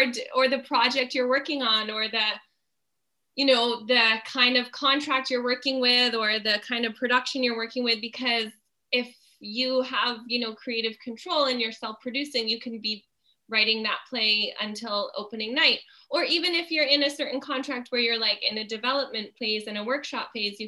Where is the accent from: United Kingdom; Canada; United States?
Canada; Fonthill, Ontario; I grew up in Font Hill, which was, you know, a pretty conservative place to grow up